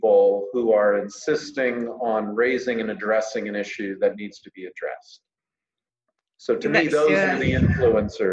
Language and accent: English; Pennsylvania, United States; I'm from Pennsylvania